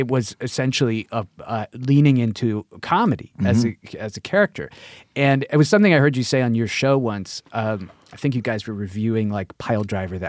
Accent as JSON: {"language": "English", "town": "Queens", "region": "New York", "country": "United States", "tie": "born or raised there", "said": "I was living, growing up in Queens."}